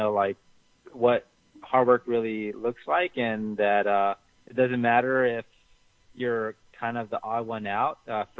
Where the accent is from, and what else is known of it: Orange County, California, United States